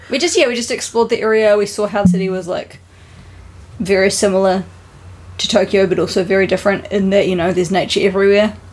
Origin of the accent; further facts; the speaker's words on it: New Zealand; now in Japan; we're from New Zealand